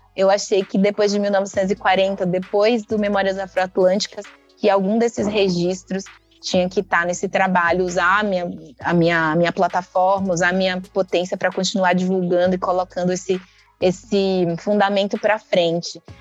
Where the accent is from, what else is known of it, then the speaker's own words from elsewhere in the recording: Recôncavo, Bahia, Brazil; Nasci aqui na Bahia, mas eu nasci no recôncavo da Bahia